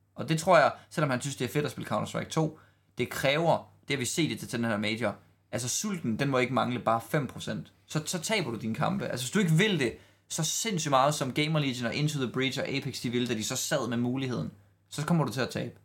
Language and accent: Danish; Denmark; sådan er vi bare som danskere